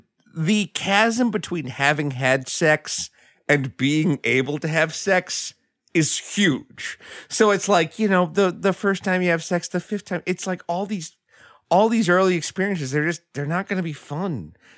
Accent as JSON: {"language": "English", "region": "New York", "country": "United States", "tie": "born or raised there", "said": "I grew up in a very rural town in New York."}